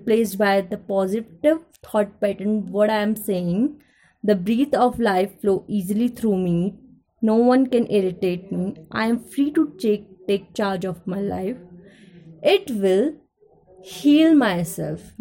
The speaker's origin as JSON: {"language": "English", "town": "Ghaziabad", "region": "Uttar Pradesh", "country": "India", "said": "I am from Ghaziabad"}